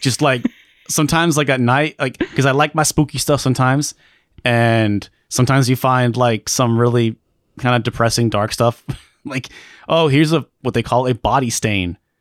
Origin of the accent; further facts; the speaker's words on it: Alaska, United States; I grew up in Alaska.